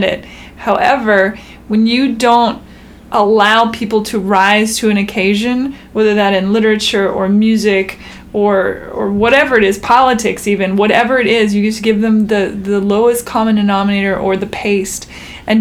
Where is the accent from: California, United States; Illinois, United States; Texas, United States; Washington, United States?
Washington, United States; Seattle; I grew up in Seattle.